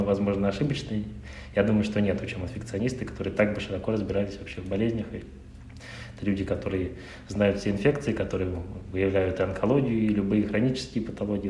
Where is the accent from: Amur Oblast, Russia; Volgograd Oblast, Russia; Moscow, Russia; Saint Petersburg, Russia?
Saint Petersburg, Russia; Я родился в Санкт-Петербурге